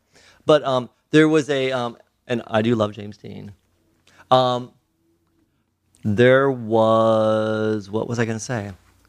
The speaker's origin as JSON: {"language": "English", "country": "Philippines", "said": "She's Chinese and I'm Filipino."}